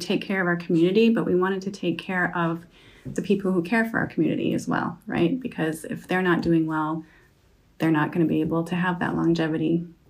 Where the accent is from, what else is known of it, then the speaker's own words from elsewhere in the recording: Elo, Michigan, United States; So I'm local. I grew up in Elo, which I always joke and say is a suburb of Palki in Tapiola, if everyone knows where that is. I've lived here most of my life.